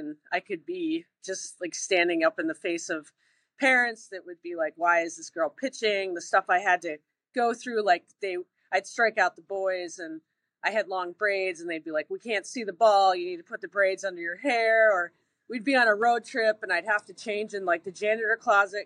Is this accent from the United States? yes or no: yes; Williamstown, Massachusetts, United States; I grew up in Williamstown, Mass